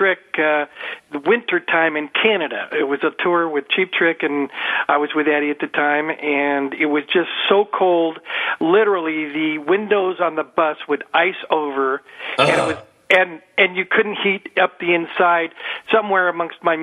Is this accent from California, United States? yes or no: yes; Bay Area, San Francisco, Oakland, California, United States; moved away; also born or lived in Seattle, United States / Los Angeles, United States; I grew up in the Bay Area, San Francisco, Oakland, Bay Area